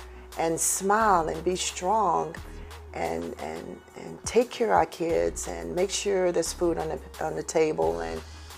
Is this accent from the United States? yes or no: yes; Houston, Texas, United States; me being a native Houstonian, I'm from Cashmere Garden.